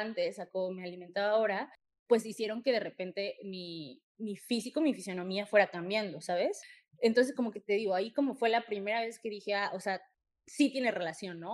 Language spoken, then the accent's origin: Spanish; Mexico City, Mexico; yo también soy de, de CDMX